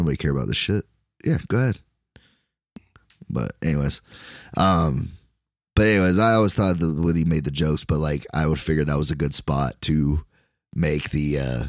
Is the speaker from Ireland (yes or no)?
yes; Ireland; Yeah. Good on you, man. I'm Irish. What about it?